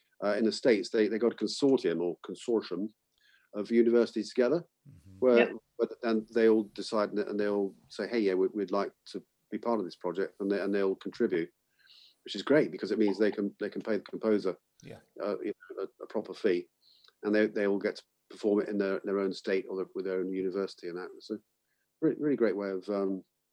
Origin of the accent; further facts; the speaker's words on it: Bath, South West England, United Kingdom; my hometown in Bath.